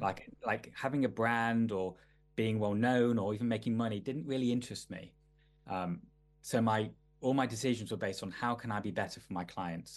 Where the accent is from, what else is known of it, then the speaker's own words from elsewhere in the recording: Manchester, North West England, United Kingdom; I grew up in I grew up in Manchester in the nineties, or eighties and nineties